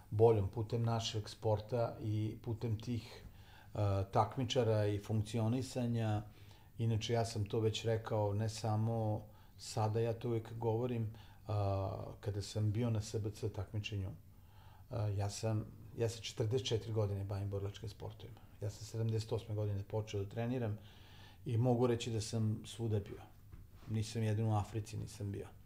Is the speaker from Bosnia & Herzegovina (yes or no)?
no; Novi Sad, Vojvodina, Serbia; I ja želim da to bude Novi Sad, jer pre svega je to moj grad, ali se ja osjećam kao Srbin, građanin Srbije, to sam i od uvek bio